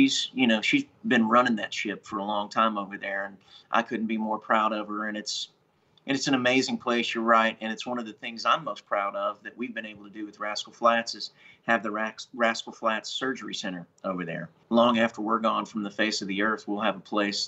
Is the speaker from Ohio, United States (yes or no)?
yes; Columbus, Ohio, United States; moved away; I grew up in Columbus, Ohio, so I'm a Midwesterner